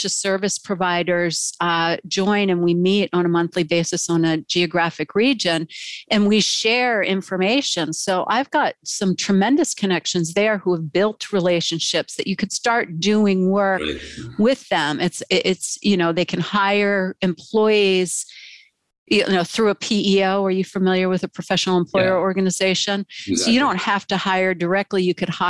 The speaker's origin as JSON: {"language": "English", "country": "United States", "said": "as an American"}